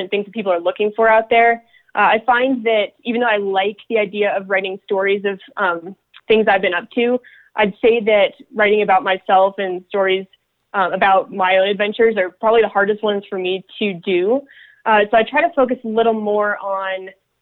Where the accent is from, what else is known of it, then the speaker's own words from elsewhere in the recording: Pennsylvania, United States; now in Colorado, United States; I grew up in Pennsylvania